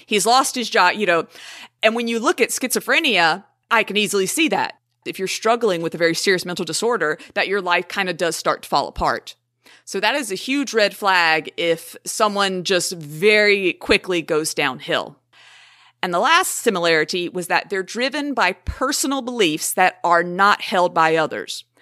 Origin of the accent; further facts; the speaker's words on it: the South, United States; I am from the South